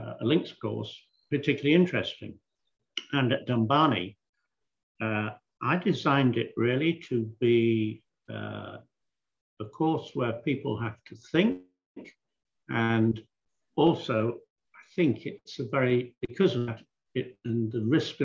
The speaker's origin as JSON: {"language": "English", "region": "England", "country": "United Kingdom", "tie": "born or raised there", "said": "Growing up in England and playing on the European tour"}